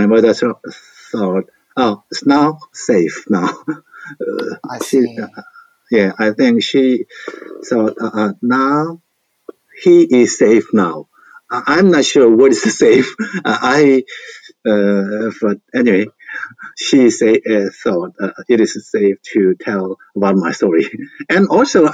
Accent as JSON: {"language": "English", "region": "Gwangju", "country": "South Korea", "tie": "born or raised there", "second_language": "English", "said": "I was born in Gwangju in Songjeongni."}